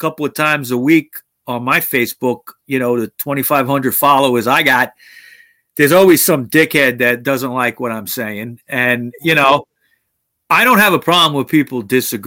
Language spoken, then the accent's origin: English; United States